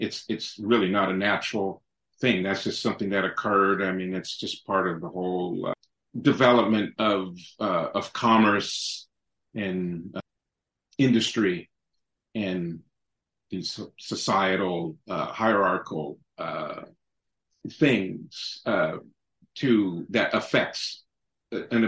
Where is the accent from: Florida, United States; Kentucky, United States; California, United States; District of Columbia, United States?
California, United States; San Francisco; born and raised in San Francisco